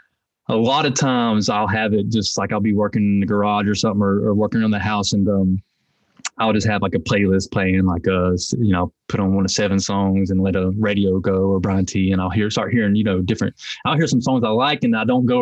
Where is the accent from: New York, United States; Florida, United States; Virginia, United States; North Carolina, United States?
North Carolina, United States; Hickory; I'm from Hickory, North Carolina, which is it's kind of sectioned off. And one of the sections is called Longview. So I'm from Longview